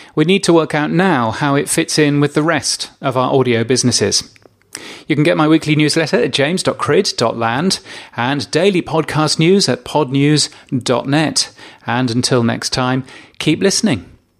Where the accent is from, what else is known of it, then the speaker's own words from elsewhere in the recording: Australia; my home country of Australia